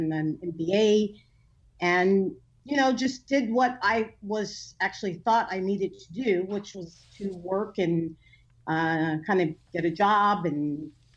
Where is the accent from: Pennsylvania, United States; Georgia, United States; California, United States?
California, United States; Inglewood; I was born and raised here in Southern California in an area called Inglewood